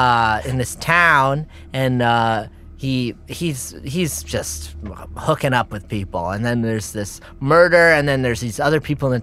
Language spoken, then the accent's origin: English; Cincinnati, Ohio, United States; I came, I'm from Cincinnati. A small town inside of Cincinnati. Cincinnati, and then it was a sub-town of that.